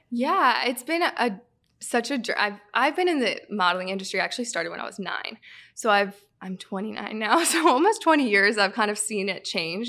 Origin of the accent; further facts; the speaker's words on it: Southern California, United States; moved away as an adult; now in Michigan, United States; I'm from California, Southern California, so I grew up a Kings fan.